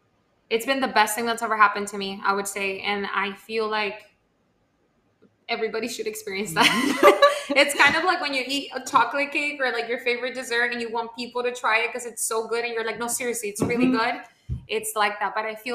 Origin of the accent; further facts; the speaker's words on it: Miami, Florida, United States; also born or lived in Honduras; Okay, so I was born in Honduras, but I actually came to the States at 6 months old. So I am technically a like Miamian all my life. Never felt like I fit in Miami